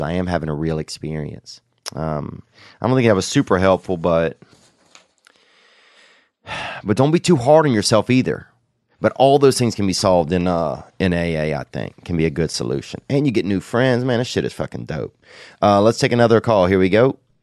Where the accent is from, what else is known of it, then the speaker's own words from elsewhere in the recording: Covington, Louisiana, United States; Covington, Louisiana, and that's my town. That's where I grew up in over there